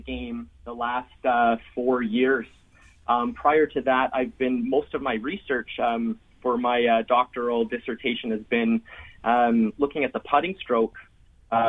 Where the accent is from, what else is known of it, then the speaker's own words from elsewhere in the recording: Ottawa, Ontario, Canada; I actually grew up most of my life in Ottawa